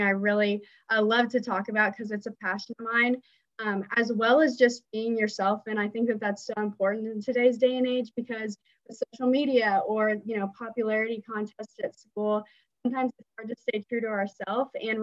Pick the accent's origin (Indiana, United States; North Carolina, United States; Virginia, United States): Indiana, United States; Greenfield; I'm actually from Greenfield, Indiana, which is about 30 minutes east of Indianapolis